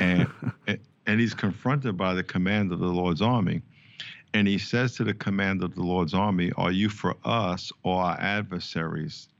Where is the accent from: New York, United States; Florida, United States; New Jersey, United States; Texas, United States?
New York, United States; moved away; I grew up in New York, played four years, uh, in the N F L with the San Diego Chargers.